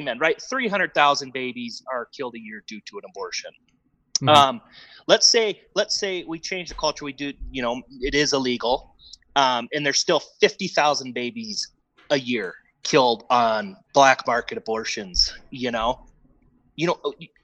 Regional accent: Wisconsin, United States; I grew up in Wisconsin.

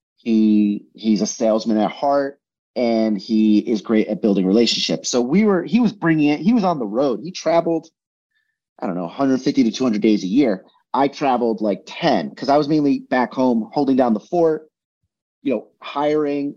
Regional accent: New Jersey, United States; where I grew up in New Jersey was the middle of fucking nowhere

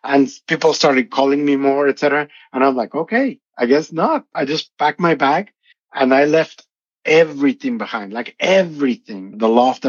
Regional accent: Tampico, Tamaulipas, Mexico; moved away as an adult; now in United States; I'm from Mexico, from a city called Tampico in Tamaulipas, Mexico.

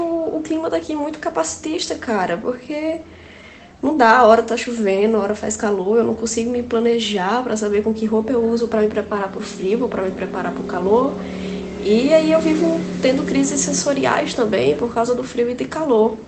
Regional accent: João Pessoa, Paraíba, Brazil; eu sou de João Pessoa, Paraíba

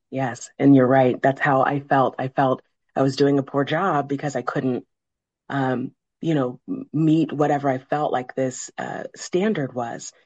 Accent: Midwest, United States; I grew up in the Midwest.

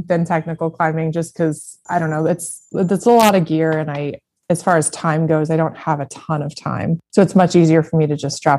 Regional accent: Colorado, United States; moved away as an adult; also born or lived in Maine; I grew up in Colorado.

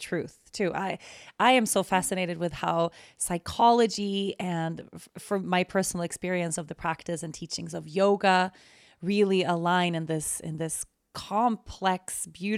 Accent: Sweden; now in Aruba; I'm Swedish. I'm born and raised in Sweden, but I live in Aruba

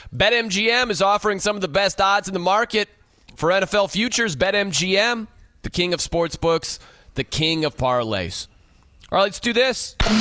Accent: South Bend, Indiana, United States; I'm from South Bend

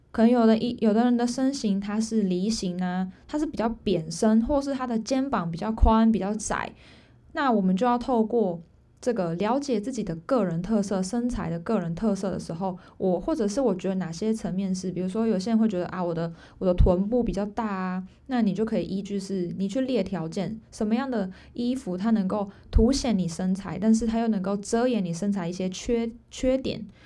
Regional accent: Taiwan; moved away as an adult; now in Pingtung, Taiwan; 我人不在我家乡，因为我本来，我本身是新竹人，但我现在在屏东

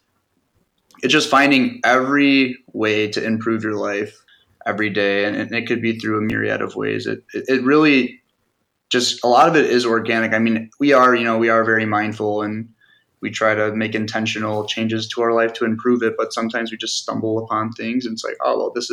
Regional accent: Park Ridge, Illinois, United States; We grew up in Park Ridge, which is like northwest suburb

